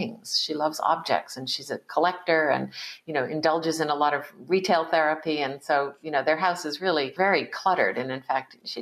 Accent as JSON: {"language": "English", "region": "East Coast of the United States", "country": "United States", "tie": "born or raised there", "said": "I was born in 1956 in the United States on the East Coast too. And there were not a lot of Asian Americans around in the community that I grew up in."}